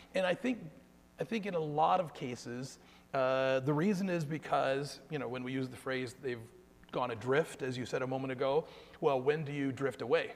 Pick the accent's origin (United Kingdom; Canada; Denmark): Canada; Guelph, Ontario; I'm from Guelph, and my family and I live in Guelph